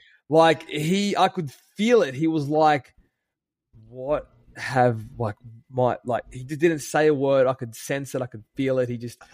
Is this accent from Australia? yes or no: yes; Sydney, New South Wales, Australia; I'm from Sydney, Australia.